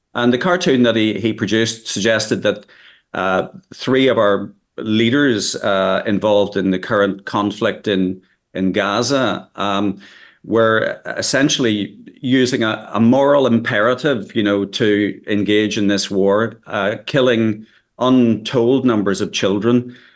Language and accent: English; Northern Ireland, United Kingdom; I come from Northern Ireland, as you can probably judge from my accent